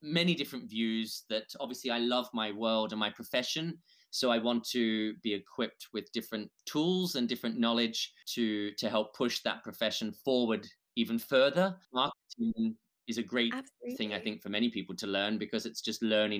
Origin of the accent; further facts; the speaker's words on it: Australia; I'm Australian